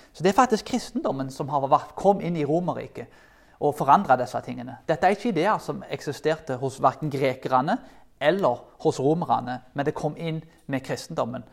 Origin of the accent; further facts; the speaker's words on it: Karmøy, Rogaland, Norway; Jeg kommer jo fra Karmøyene